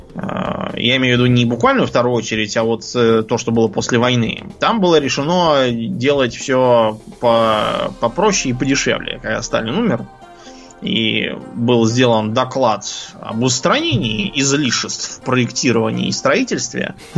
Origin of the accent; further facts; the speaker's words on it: Moscow, Russia; я Москвы совсем не знал. Жил в жизнь на окраине